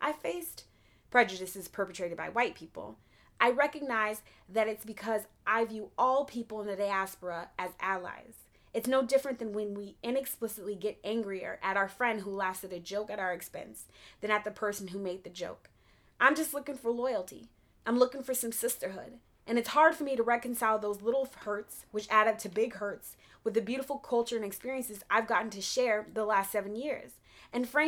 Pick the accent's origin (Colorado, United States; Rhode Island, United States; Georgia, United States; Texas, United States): Colorado, United States; Denver; growing up in Denver